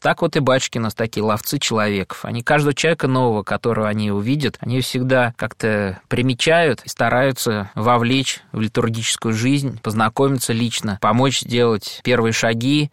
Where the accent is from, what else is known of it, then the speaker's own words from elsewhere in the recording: Khvalynsk, Saratov Oblast, Russia; moved away; в Саратовской области, в Хвалынске, откуда я родом